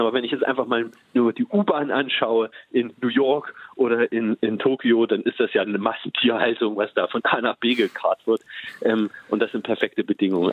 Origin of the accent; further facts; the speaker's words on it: Leinefelde, Thuringia, Germany; ich komme aus Westthüringen, ähm, einem kleinen Stadt, Leinefelde. Ähm, Westthüringen, die Region heißt Eichsfeld, ist die katholischste Region Deutschlands. Das heißt, ich bin katholisch aufgewachsen